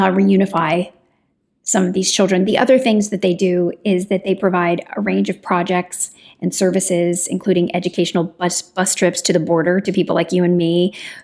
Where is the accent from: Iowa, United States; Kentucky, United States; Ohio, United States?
Kentucky, United States; I'm from Kentucky